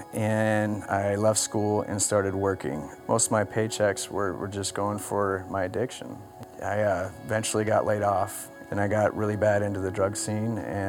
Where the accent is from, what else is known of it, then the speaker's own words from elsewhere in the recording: Blaine, Washington, United States; I grew up in Blaine, Washington. My family moved to Blaine when I was in third grade